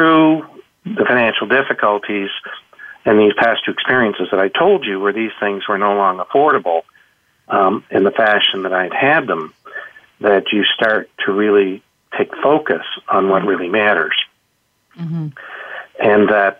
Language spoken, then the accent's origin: English; Canada; being Canadian and in smaller town Canada